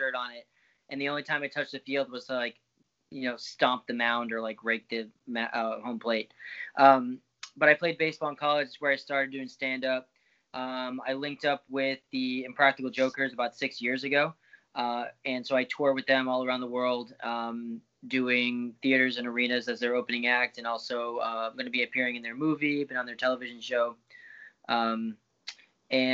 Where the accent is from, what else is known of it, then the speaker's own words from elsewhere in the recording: outside of Boston, Massachusetts, United States; also born or lived in Florida; now in New York City, United States; I'm a Boston guy, so I grew up outside of Boston.